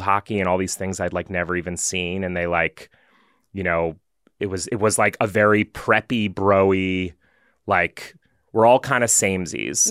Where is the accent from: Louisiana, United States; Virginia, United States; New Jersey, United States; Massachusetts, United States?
Massachusetts, United States; also born or lived in Pennsylvania; we moved from Pennsylvania to after fourth grade to Massachusetts